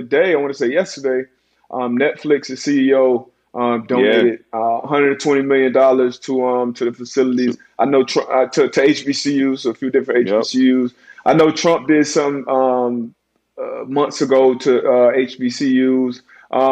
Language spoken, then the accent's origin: English; South Florida, United States; I'm from South Florida. It's kind of a melting pot down here.